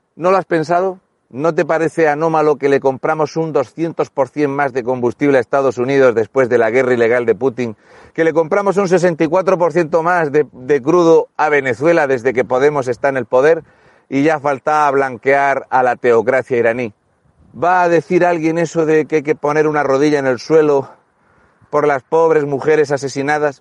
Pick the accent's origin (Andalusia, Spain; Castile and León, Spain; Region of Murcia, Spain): Region of Murcia, Spain; Fuente Álamo; also born or lived in Mazarrón / Cartagena; Yo soy de Fuente Álamo, vivo actualmente en Mazarrón y he cursado mis estudios en Cartagena.